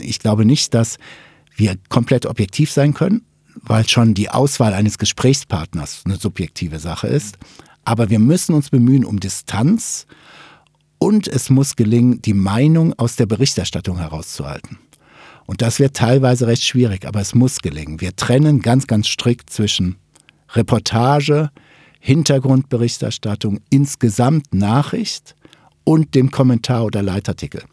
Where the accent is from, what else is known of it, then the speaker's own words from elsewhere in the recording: Ruhr area, North Rhine-Westphalia, Germany; Ich komme ja aus dem Ruhrgebiet